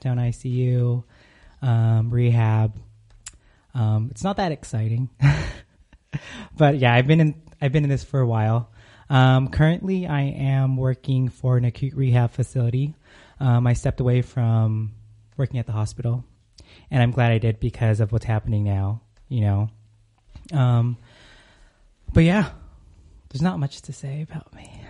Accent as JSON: {"language": "English", "region": "California", "country": "United States", "moved": "as an adult", "lives_now": "Arizona, United States"}